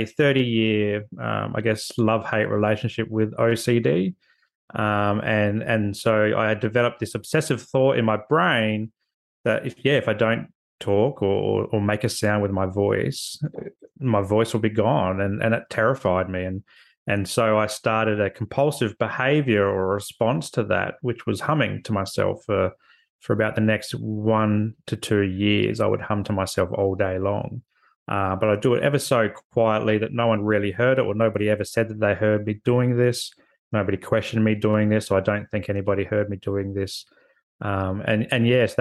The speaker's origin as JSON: {"language": "English", "town": "Adelaide", "region": "South Australia", "country": "Australia", "tie": "born or raised there", "also_born_or_lived": "Canberra", "moved": "as an adult", "said": "I grew up in a place called Adelaide, so South Australia"}